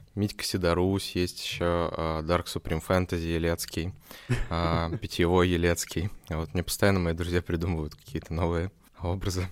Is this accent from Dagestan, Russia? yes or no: no; Omsk, Omsk Oblast, Russia; now in Saint Petersburg, Russia; я сам из Омска